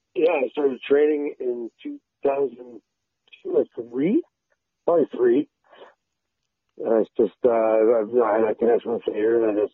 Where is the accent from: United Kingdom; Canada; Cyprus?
Canada; Windsor, Ontario; I was born and raised in Windsor